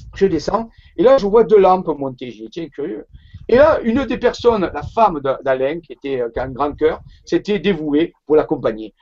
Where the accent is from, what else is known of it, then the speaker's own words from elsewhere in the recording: Marseille, Provence-Alpes-Côte d'Azur, France; also born or lived in Saint-Raphaël; je suis né à Marseille